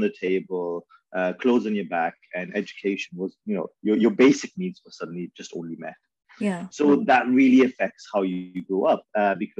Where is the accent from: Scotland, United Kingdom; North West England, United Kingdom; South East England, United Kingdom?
North West England, United Kingdom; Manchester; first language Urdu; English is a second language; also born or lived in Lahore, Pakistan / Bridgend, Wales; I grew up in Manchester.